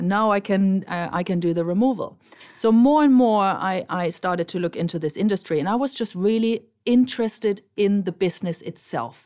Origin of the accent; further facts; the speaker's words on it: Germany; moved away as an adult; now in Marbella, Spain; I'm originally from Germany, but I already live in Spain for more than twenty-five years